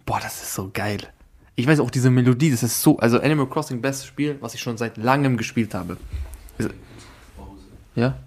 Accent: Austria; dass ich Österreicher bin

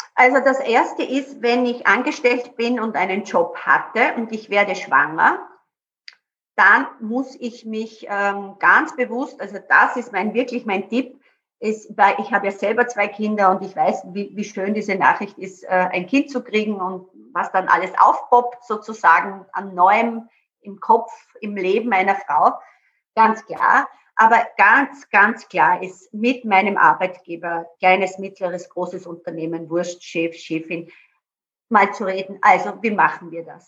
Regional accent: Burgenland, Austria; ich komme ja auch aus dem Burgenland

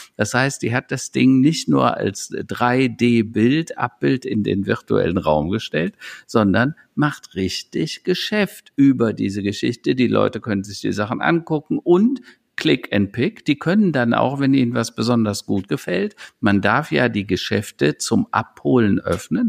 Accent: Germany; wir Europäer und speziell wir Deutschen

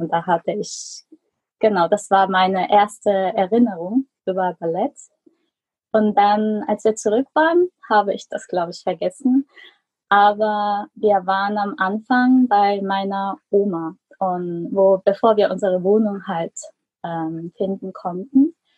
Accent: Germany; moved away; also born or lived in South Korea; ich bin eigentlich in Deutschland geboren.

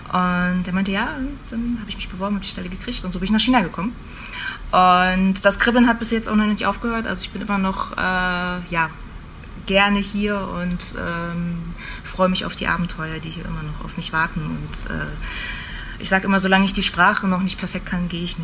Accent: Greifswald, Mecklenburg-Vorpommern, Germany; ich komme ursprünglich aus Greifswald, äh, äh, an der schönen Ostsee

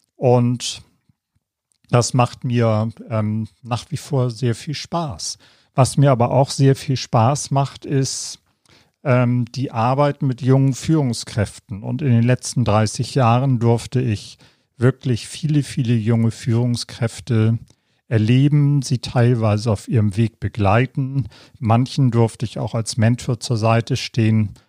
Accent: Hamburg, Germany; moved away as an adult; also born or lived in London / Nuremberg; Nachdem ich die Schule und die Ausbildung in meiner Heimatstadt Hamburg

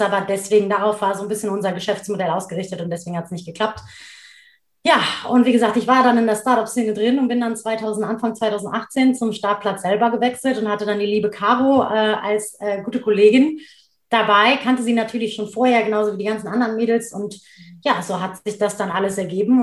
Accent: Cologne, North Rhine-Westphalia, Germany; also born or lived in Duisburg; Das ist ja meine Heimatstadt, da bin ich geboren und aufgewachsen

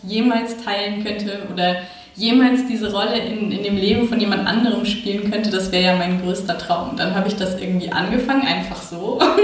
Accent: Bavaria, Germany; moved away as an adult; also born or lived in Munich; now in Berlin, Germany; ich bin aufgewachsen in Bayern

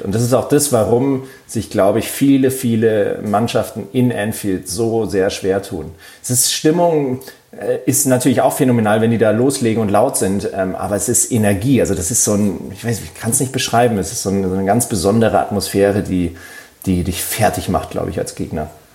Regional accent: Munich, Bavaria, Germany; ich bin ja in München aufgewachsen

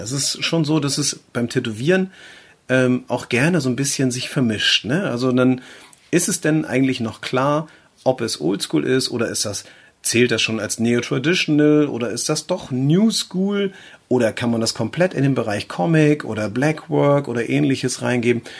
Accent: between Eckernförde and Schleswig, near Flensburg, Schleswig-Holstein, Germany; Wir, wir kommen ja aus der Gegend von Flensburg, also nahe der dänischen Grenze aufgewachsen äh, und äh, groß geworden bin ich so zwischen Eckernförde, Schleswig, ähm, so die Ecke, also so richtig typisch norddeutscher Bengel.

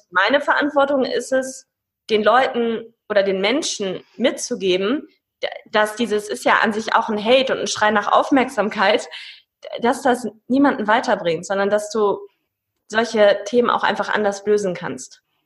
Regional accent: Paderborn, North Rhine-Westphalia, Germany; Paderborner Pilz, da wo ich herkomme

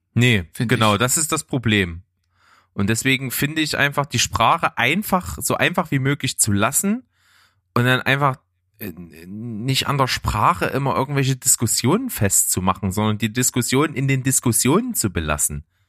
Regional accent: Naunhof, Saxony, Germany; ich bin ja nicht in Leipzig aufgewachsen, sondern in Naunhof

